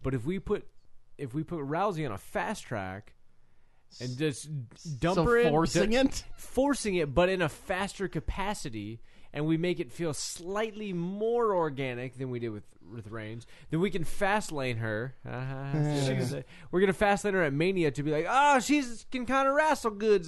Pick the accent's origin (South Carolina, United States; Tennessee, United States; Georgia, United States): Georgia, United States; Atlanta; I'm from Atlanta.